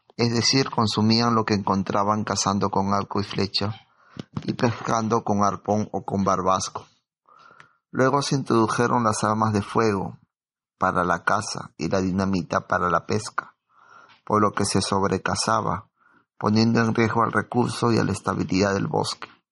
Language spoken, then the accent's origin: Spanish; Lima, Peru; mis amigos de Lima, en la primaria